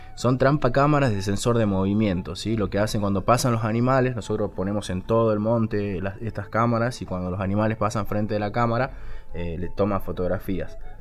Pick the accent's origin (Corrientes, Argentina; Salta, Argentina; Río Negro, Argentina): Salta, Argentina; yo soy salteño